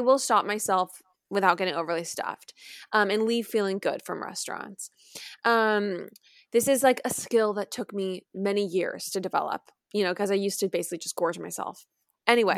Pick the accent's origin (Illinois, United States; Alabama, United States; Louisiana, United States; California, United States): California, United States; San Clemente; moved away